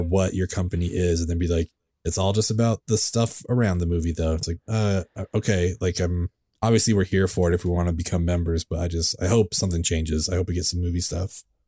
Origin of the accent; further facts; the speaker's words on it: California, United States; also born or lived in San Francisco; I grew up in California, uh, and every other weekend I would spend with my dad in San Francisco